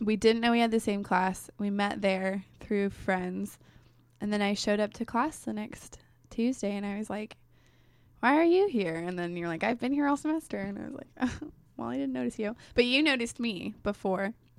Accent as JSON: {"language": "English", "town": "Damascus", "region": "Oregon", "country": "United States", "tie": "born or raised there", "also_born_or_lived": "Gresham, Oregon / Clackamas, Oregon / Portland, Oregon", "lives_now": "Newberg, United States", "said": "I grew up in Damascus"}